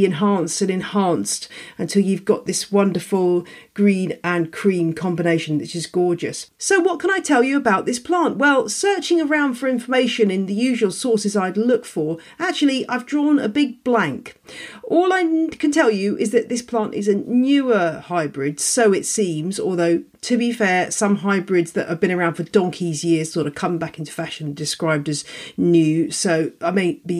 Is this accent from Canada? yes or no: no; United Kingdom; as we British say